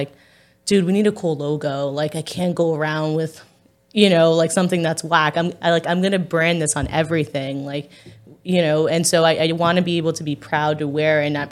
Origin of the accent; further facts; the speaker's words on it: New York City, New York, United States; now in Staten Island, United States; I'm from Park Slope